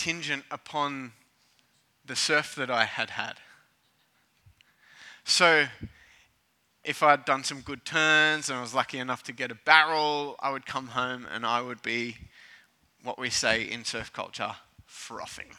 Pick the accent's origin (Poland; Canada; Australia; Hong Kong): Australia; Cronulla, New South Wales; As a kid growing up in Cronulla, surfing was a rite of passage